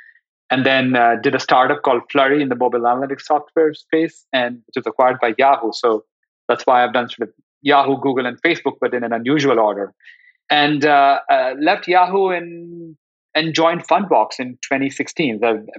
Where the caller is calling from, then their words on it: Los Altos, California, United States; I'm joining you from, I guess, sunny Los Altos in the San Francisco Bay Area